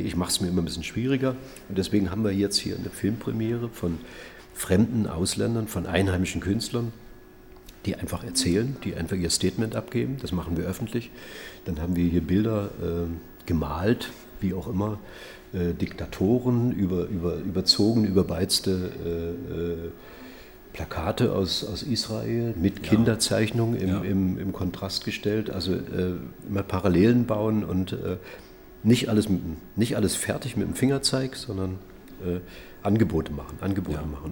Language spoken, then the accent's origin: German; Usedom island, Mecklenburg-Vorpommern, Germany; also born or lived in Schollene, Havelland (born); now in Dresden, Germany; aufgewachsen auf der Insel Usedom.